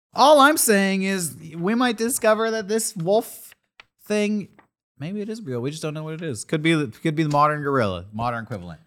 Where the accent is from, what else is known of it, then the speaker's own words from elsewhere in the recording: San Diego, California, United States; I'm from San Diego